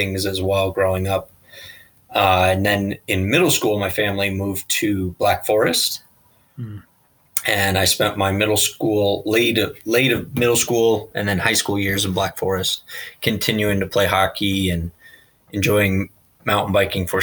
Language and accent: English; Colorado Springs, Colorado, United States; also born or lived in Fort Collins; Born and raised in Colorado Springs